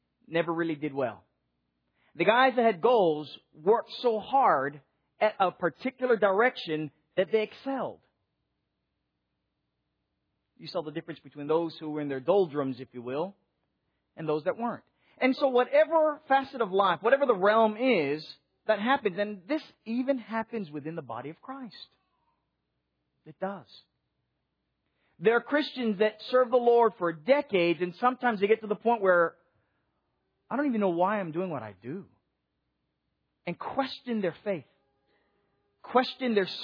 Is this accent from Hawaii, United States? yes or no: yes; Hawaii, United States; now in Nashville, United States; growing up in Hawaii